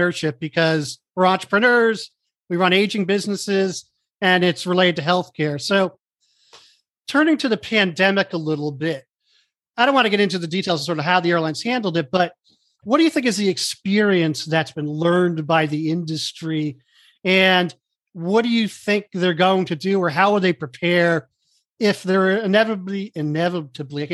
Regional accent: United States; I'm an American

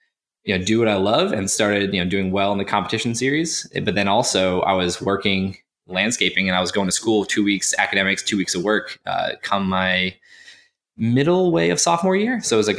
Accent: Cape Cod, Massachusetts, United States; now in Raleigh, United States; So I grew up on Cape Cod, Massachusetts

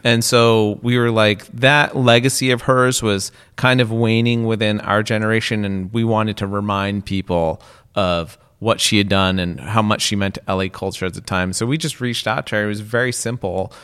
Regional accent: West Coast, United States; I grew up on the West Coast

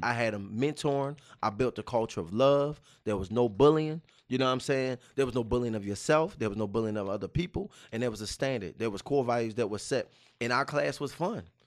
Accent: Baltimore, Maryland, United States; moved away; I'm from Baltimore, Maryland

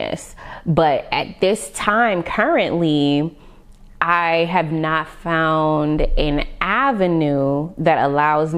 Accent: Las Vegas, Nevada, United States; growing up in Vegas, I performed a lot.

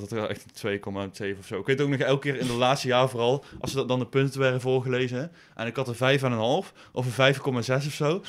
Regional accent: Boekel, North Brabant, Netherlands; moved away as an adult; now in Nijmegen, Netherlands; Ik kom uit Boekel. Ik woon eh, in Nijmegen

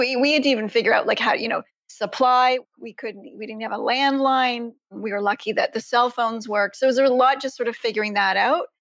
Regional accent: Ontario, Canada; I live in Canada. I'm from Ontario.

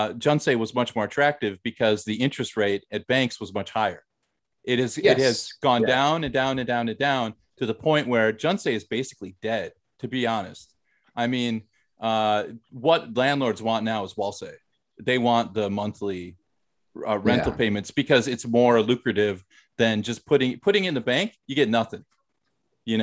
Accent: White Bear Lake, Minnesota, United States; moved away as an adult; now in South Korea; I'm from White Bear Lake, Minnesota. I'm from the Midwest

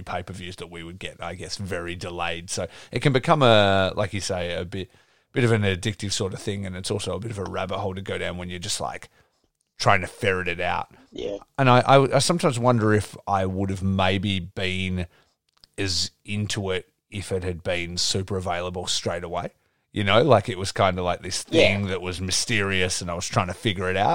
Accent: Geraldton, Western Australia, Australia; I grew up in Geraldton, and which is, obviously a smaller city than here

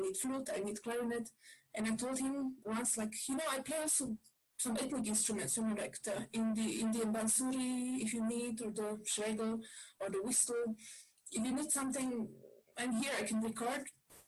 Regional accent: Bratislava, Bratislava Region, Slovakia; moved away; I come from Bratislava

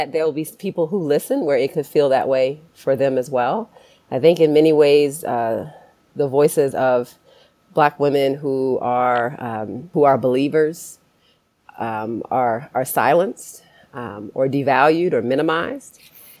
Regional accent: Baltimore, Maryland, United States; now in Michigan, United States; And I born and raised in Baltimore, Maryland, and live now in the Midwest, but have moved across the country to some different places along the way before I got to Michigan.

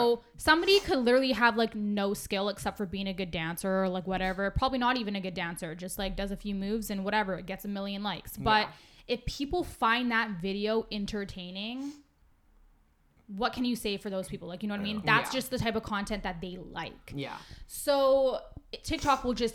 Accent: Vancouver, British Columbia, Canada; I'm from Vancouver

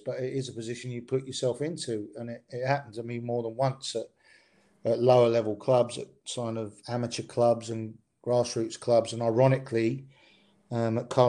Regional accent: Stevenage, East of England, United Kingdom; I was in quite a successful school team where I grew up in Stevenage

